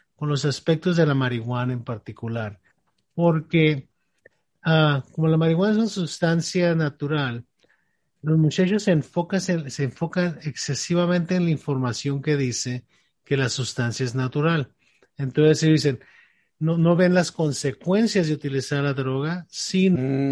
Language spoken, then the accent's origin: Spanish; Mexico; tú y yo crecimos en México